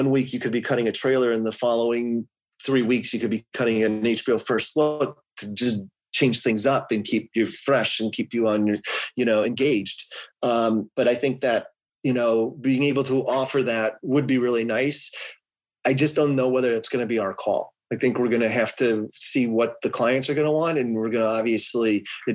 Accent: Atlanta, Georgia, United States; now in California, United States; I grew up in Atlanta. I could go back to Atlanta

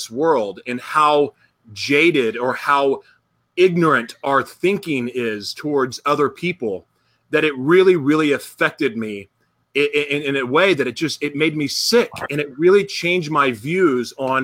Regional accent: Oklahoma, United States; growing up in Oklahoma

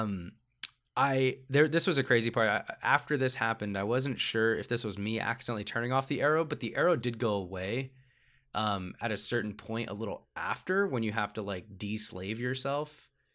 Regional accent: United States; as an American audience

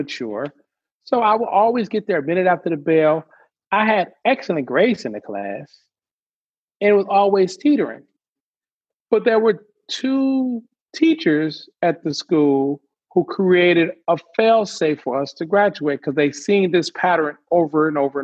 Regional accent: Detroit, Michigan, United States; I grew up in Detroit

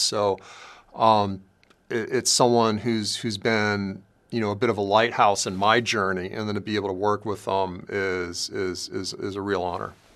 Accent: Los Angeles, California, United States; I grew up in South L A and I grew up during the crack days

